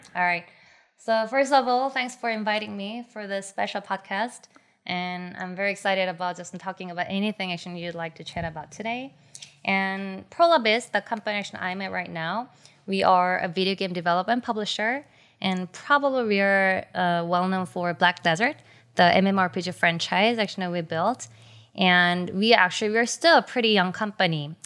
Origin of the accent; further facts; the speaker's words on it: South Korea; my generation in Korea have experienced a lot of things in common when it comes to video games